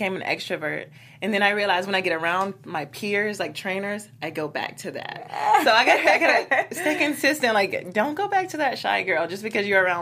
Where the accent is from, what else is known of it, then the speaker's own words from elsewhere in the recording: Georgia, United States; I'm from Georgia